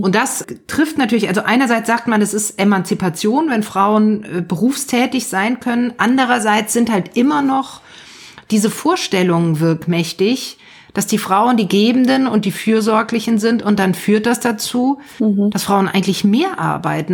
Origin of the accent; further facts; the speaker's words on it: Germany; bei uns in Deutschland